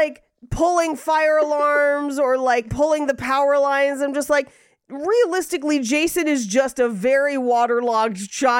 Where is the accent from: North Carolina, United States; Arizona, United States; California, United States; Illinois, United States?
California, United States; the Bay Area; moved away; I grew up in the Bay